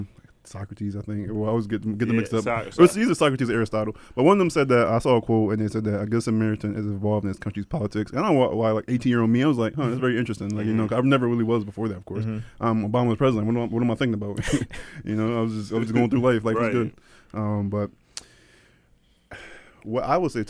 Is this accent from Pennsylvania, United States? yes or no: yes; Philadelphia, Pennsylvania, United States; growing up in Philadelphia when I was Jamaican